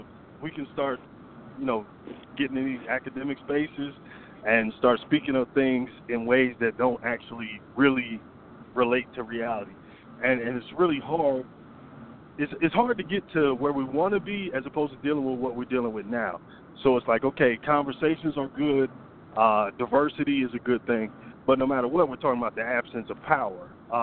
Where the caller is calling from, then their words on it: Atlanta, Georgia, United States; in Atlanta.